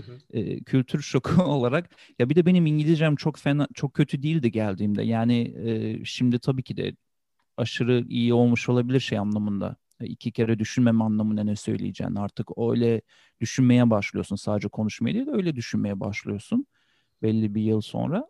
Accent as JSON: {"language": "Turkish", "country": "Turkey", "tie": "born or raised there", "also_born_or_lived": "Switzerland", "moved": "as an adult", "lives_now": "California, United States", "said": "Sonra Türkiye'ye geçtik, yerleştik"}